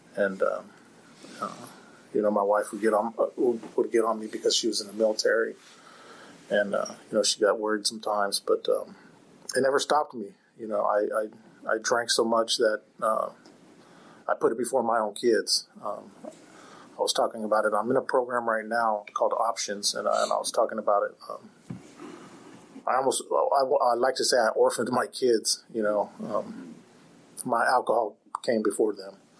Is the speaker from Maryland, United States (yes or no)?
no; Fairfield, California, United States; I grew up on on Travis Air Force Base out in, in Fairfield. I grew up in a military home